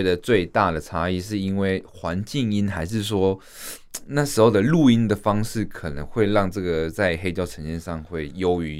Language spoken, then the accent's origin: Chinese; Taiwan; 这是属于我们台湾人的听音乐的方式。